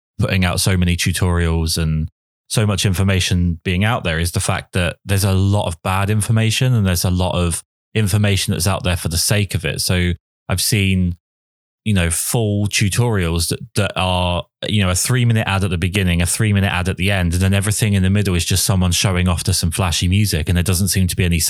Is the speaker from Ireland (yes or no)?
no; England, United Kingdom; I'm obviously English